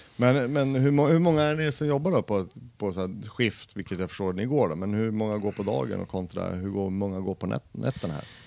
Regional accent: Denmark; now in Västerås, Sweden; jag är ju dansk och jag förstår inte ett skit norska

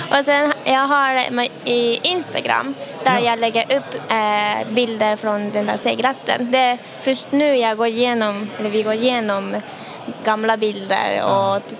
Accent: Japan; Swedish is a second language; now in Sweden; jag är från Japan och där segelbåt

